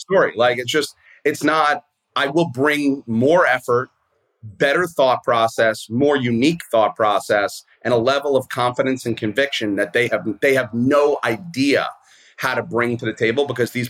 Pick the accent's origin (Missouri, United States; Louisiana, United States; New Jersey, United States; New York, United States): New York, United States; New York City; I grew up in Brooklyn. I'm a public school kid